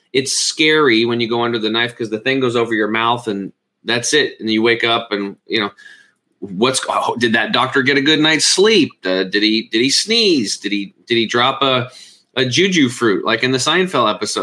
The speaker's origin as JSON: {"language": "English", "region": "Eastern Oregon", "country": "United States", "tie": "born or raised there"}